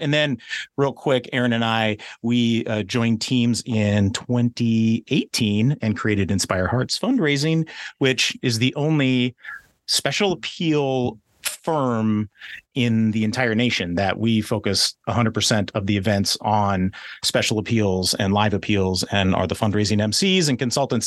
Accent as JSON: {"language": "English", "region": "West Coast", "country": "United States", "tie": "born or raised there", "said": "I grew up on the West Coast"}